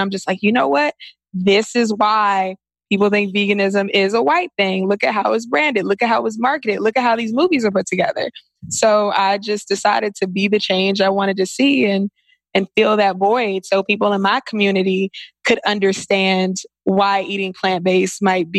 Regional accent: Washington, District of Columbia, United States; Washington, D.C.

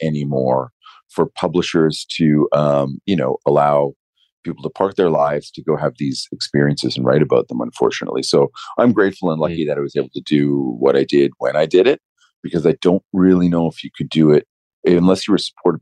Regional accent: Canada; as a Canadian

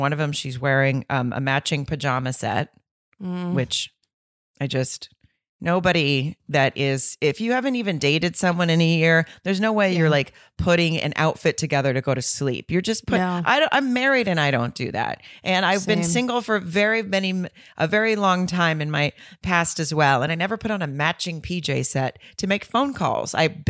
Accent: the South, United States; I'm from the South. And I just feel like if I was walking around in my small hometown single, that's what somebody would say to me as I walked around.

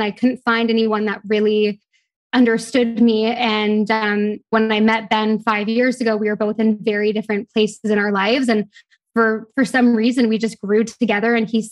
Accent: Toronto, Ontario, Canada; moved away as an adult; also born or lived in London; now in Bahamas; I'm from Toronto, but I live in the Bahamas

